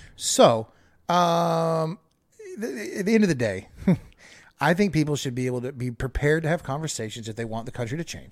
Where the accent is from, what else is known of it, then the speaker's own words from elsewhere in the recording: United States; I'm an American